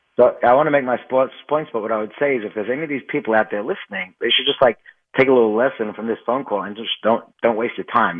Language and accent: English; Australia; now in Muncie, United States; I grew up in Australia, like I told you, and I've been living here for a while now